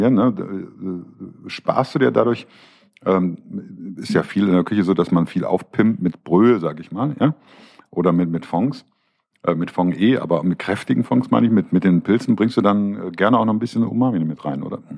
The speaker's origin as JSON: {"language": "German", "region": "Rhineland", "country": "Germany", "said": "Für mich als Rheinländer"}